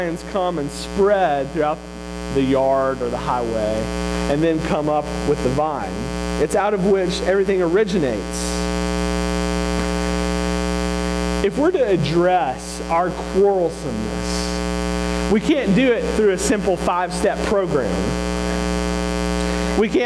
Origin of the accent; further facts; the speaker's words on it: Mississippi, United States; moved away; I'm from Mississippi